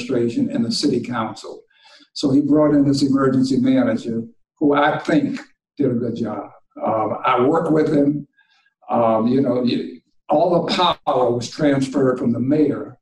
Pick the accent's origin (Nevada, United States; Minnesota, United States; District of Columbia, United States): District of Columbia, United States; Washington; moved away as an adult; also born or lived in Syracuse / Detroit; the older guys in the neighborhood where I grew up in Washington.